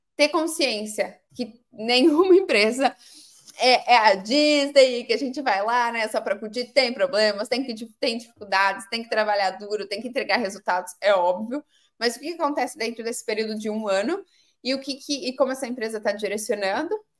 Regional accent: Pedreira, São Paulo, Brazil; eu sou do, de uma cidade do interior de São Paulo, uma cidade chamada Pedreira

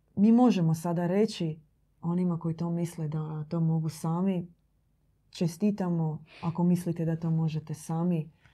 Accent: Croatia; kod nas u Hrvatskoj

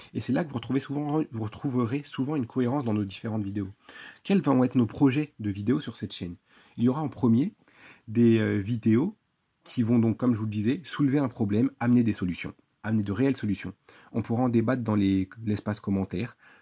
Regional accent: France; je suis un simple citoyen français

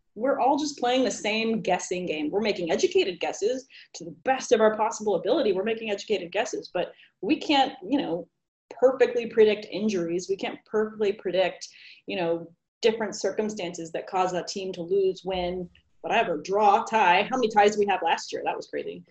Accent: California, United States; I was born and raised in California

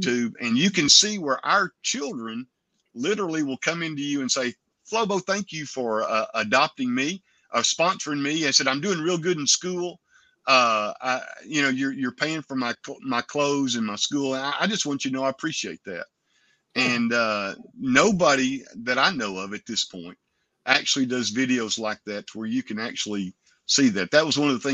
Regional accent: United States; we as Americans

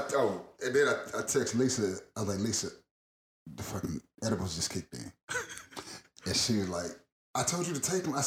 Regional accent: Georgia, United States; Georgia growing up here

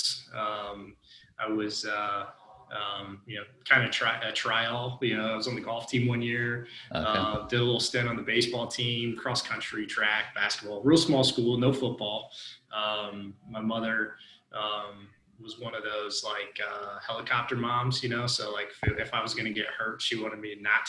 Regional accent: near Muncie, Indiana, United States; moved away as an adult; also born or lived in Macon, Georgia; I'm from Indiana, grew up, you know, near Muncie, Indiana

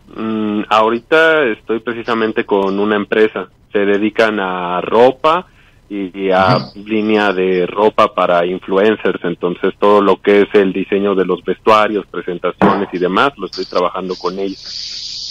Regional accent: Mexico City, Mexico; de aquí, de México

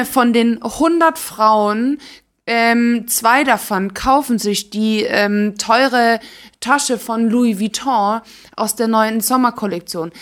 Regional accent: Stuttgart, Baden-Württemberg, Germany; moved away; ich komme ursprünglich aus Stuttgart

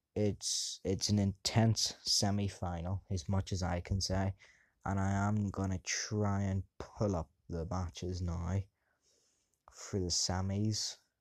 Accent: England, United Kingdom; I am English.

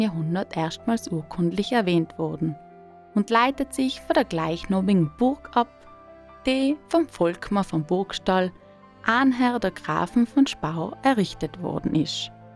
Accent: South Tyrol, Trentino-Alto Adige, Italy; in meiner Heimat Südtirol

